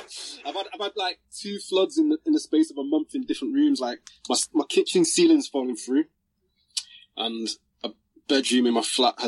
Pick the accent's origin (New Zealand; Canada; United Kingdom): United Kingdom; Manchester, North West England; also born or lived in London; I'd pretty much say I grew up in Manchester, man, but I was born and raised in London and moved to Manchester when I was pretty young. So, Manchester's my home, man